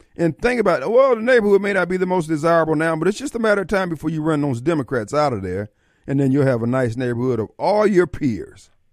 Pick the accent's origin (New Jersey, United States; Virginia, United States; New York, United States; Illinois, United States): Illinois, United States; Joliet; growing up in Joliet